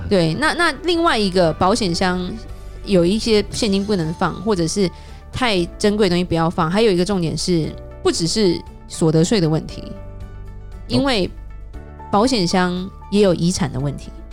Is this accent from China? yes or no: no; Taiwan; now in United States; 我们台湾人爱吃的东西